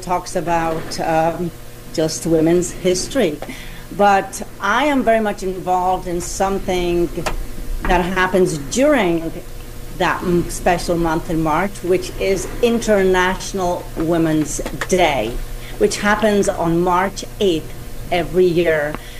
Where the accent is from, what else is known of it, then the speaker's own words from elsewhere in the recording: Poland; moved away; I remember this day as a young girl growing up in Poland